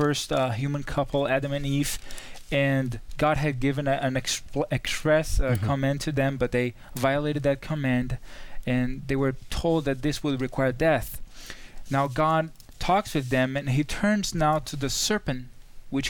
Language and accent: English; Brazil; I'm from Brazil